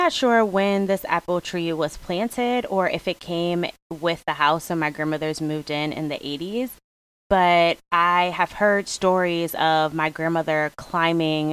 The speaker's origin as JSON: {"language": "English", "town": "Hartford", "region": "Connecticut", "country": "United States", "said": "I am from the East Coast, New England, well, Hartford, Connecticut to be exact"}